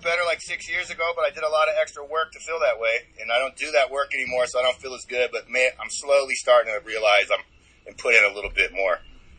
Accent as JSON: {"language": "English", "region": "Ohio", "country": "United States", "tie": "born there", "also_born_or_lived": "Germany / Austria / England / Louisiana", "said": "I was just born in Ohio."}